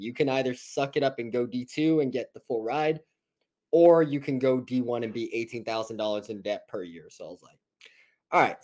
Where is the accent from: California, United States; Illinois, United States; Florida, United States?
California, United States; La Puente; I'm from La Puente, California